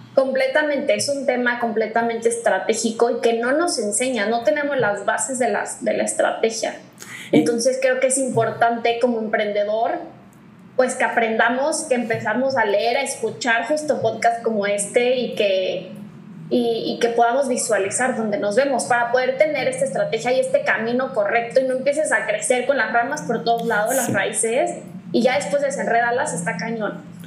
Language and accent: Spanish; Morelia, Michoacán, Mexico; las dos somos de Morelia, orgullosas morelianas